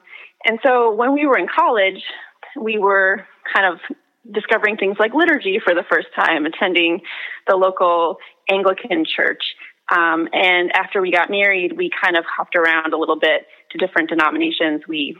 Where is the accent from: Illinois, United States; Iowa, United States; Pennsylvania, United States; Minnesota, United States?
Minnesota, United States; Minneapolis; I'm a writer from Minneapolis.